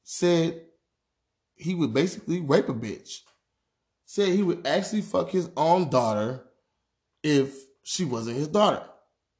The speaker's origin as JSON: {"language": "English", "country": "United States", "tie": "born or raised there", "said": "as black men growing up in America"}